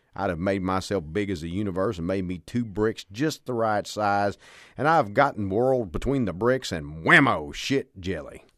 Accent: the South, Texas, United States; growing up in the South where you had, uh, Southern preachers

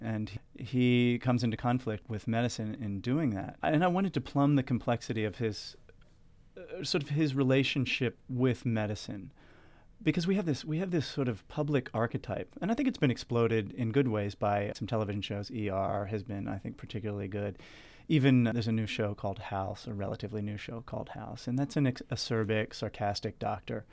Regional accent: York, Pennsylvania, United States; moved away; also born or lived in Washington, D.C.; grew up in York, Pennsylvania, which is about forty minutes north of Baltimore

